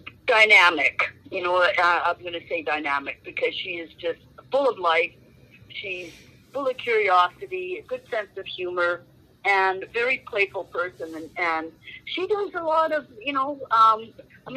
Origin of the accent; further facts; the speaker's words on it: Canada; also born or lived in Finland; I was born in Finland. Yeah, and came to Canada when I was just a wee little girl